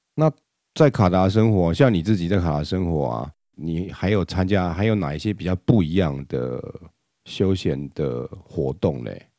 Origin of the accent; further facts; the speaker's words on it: Taiwan; 我们台湾人